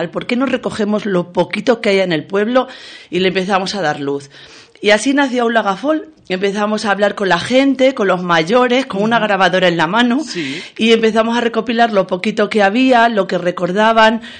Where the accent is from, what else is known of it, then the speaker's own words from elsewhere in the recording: Casas del Monte, Extremadura, Spain; empezamos en el 1999 en Casas del Monte, mi pueblo, se ha dicho también de paso, que está en el Valle del Ambros.